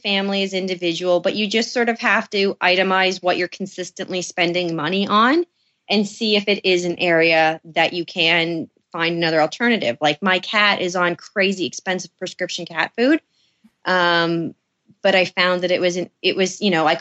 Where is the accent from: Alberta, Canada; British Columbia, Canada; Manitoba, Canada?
British Columbia, Canada; Victoria; moved away; I was born in Victoria